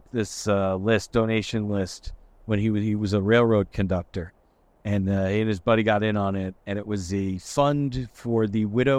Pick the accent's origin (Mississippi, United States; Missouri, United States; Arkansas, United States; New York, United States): New York, United States; Port Jefferson Station; I'm from Port Jeff Station.